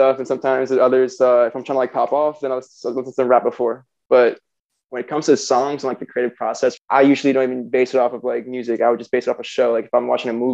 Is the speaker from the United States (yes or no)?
yes; Florida, United States; also born or lived in Chicago, Illinois; I'm originally from Chicago. I moved to, I guess my family moved to Florida when I was 4, so I consider myself a Florida boy